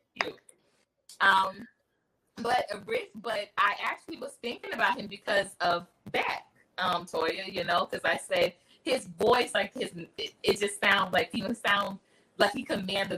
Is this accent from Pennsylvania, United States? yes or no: yes; Philadelphia, Pennsylvania, United States; I'm from Philly. So, you know, we have like it's a certain accent from up top